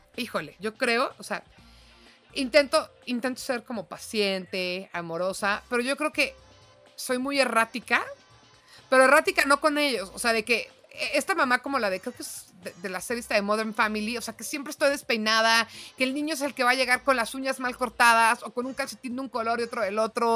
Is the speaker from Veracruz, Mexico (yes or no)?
no; Mexico City, Mexico; moved away as an adult; also born or lived in León, Guanajuato; mi bio era chilanga panza verde